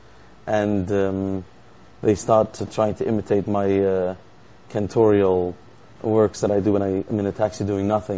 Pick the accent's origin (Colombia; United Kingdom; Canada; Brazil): United Kingdom; England; now in Beijing, China; I'm from England.